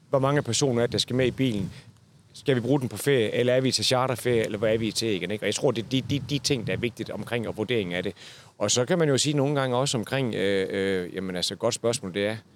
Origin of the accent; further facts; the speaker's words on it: Zealand, Denmark; selvom jeg er fra Sjælland.